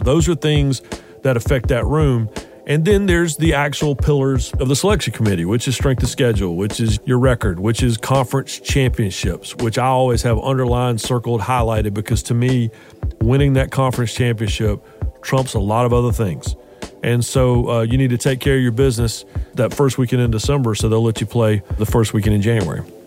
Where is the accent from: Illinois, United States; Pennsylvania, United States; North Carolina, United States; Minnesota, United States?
North Carolina, United States; Raleigh; growing up in Raleigh